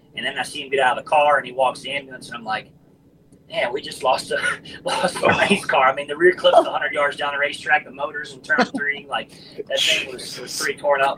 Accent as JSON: {"language": "English", "town": "Forest Acres", "region": "South Carolina", "country": "United States", "tie": "born or raised there", "said": "my hometown, Forest Acres"}